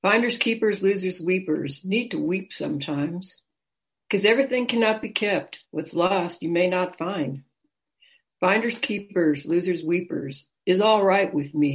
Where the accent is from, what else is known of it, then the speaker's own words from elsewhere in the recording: Los Gatos, California, United States; I hail from Los Gatos, California, which is near San Jose